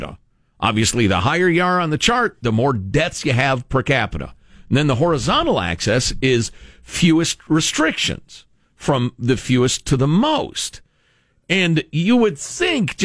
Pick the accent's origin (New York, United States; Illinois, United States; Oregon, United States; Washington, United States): Illinois, United States; moved away; Illinois, home of J.B. Pritzker, my home state